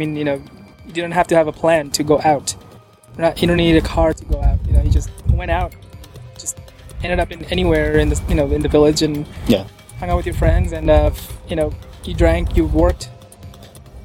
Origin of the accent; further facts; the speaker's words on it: New York City, New York, United States; moved away as an adult; now in St. Louis, United States; I grew up in New York City and I moved here in my late 20s